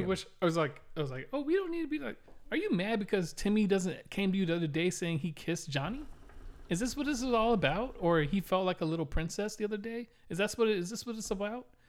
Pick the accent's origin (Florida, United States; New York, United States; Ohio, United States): Florida, United States; Miami; the first house we grew up in in Miami